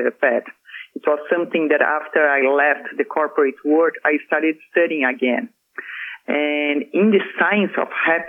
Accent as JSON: {"language": "English", "country": "Brazil", "moved": "yes", "said": "I went to Brazil, back to my home country for Christmas"}